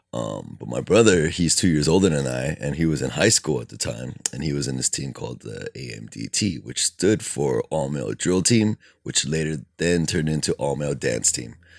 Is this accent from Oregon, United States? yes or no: no; Alhambra, California, United States; also born or lived in Bellflower; I think I was born in Bellflower, but then moved when I was two years old to Alhambra, and I have resided there ever since.